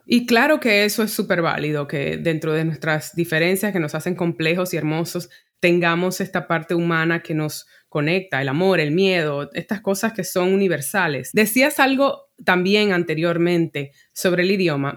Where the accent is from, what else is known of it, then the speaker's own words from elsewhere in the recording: Dominican Republic; now in New York, United States; yo cuando me mudé de República Dominicana a, a Nueva York, pues me definía como dominicana